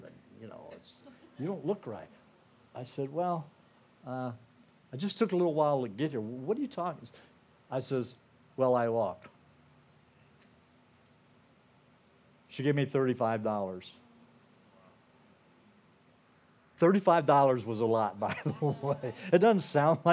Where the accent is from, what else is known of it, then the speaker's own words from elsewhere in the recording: United States; moved away as an adult; also born or lived in Portugal; I'm an American, but I'm not an American like you would think I'm American. I'm just a poor missionary.